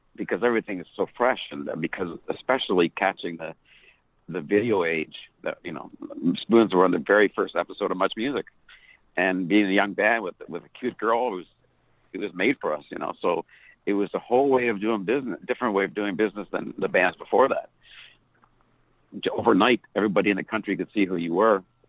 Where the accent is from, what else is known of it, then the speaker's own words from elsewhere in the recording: Canada; being a Canadian band and a new young Canadian band